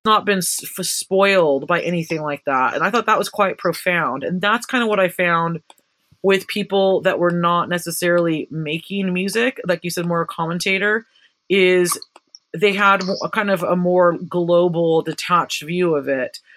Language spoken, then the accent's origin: English; Santa Cruz, California, United States; my hometown of Santa Cruz, California